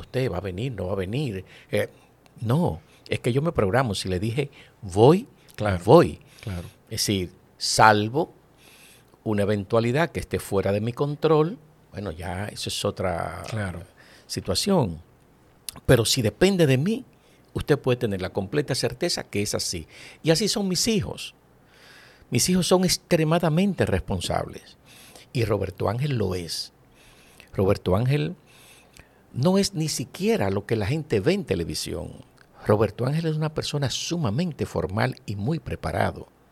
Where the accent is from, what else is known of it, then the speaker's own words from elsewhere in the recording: Santo Domingo, Distrito Nacional, Dominican Republic; also born or lived in Villa Consuelo, Santo Domingo; Yo nací en Villajuana y mi ascenso social se produce de Villajuana a Villaconsuelo, pero en Villa siempre